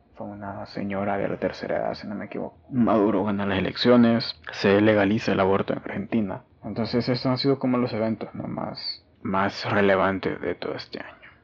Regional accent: El Salvador; en mi país, en El Salvador

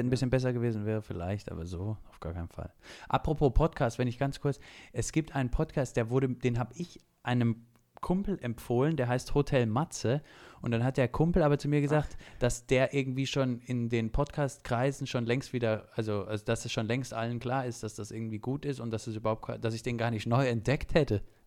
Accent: Saxony, Germany; ich als gebürtiger Sachse

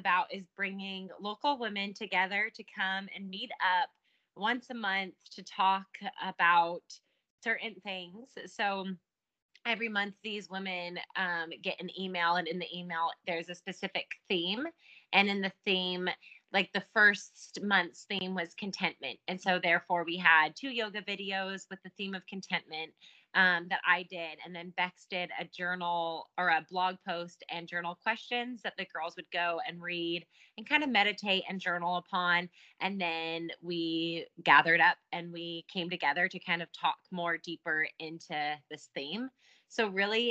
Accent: California, United States; moved away as an adult; now in Bangor, United Kingdom; I'm originally from California, but my husband is from Northern Ireland. So he brought me out here 3 years ago

